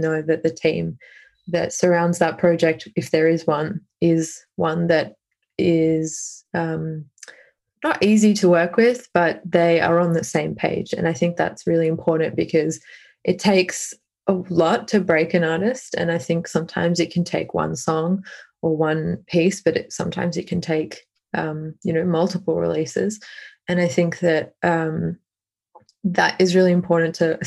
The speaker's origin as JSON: {"language": "English", "country": "Australia", "said": "as an Australian"}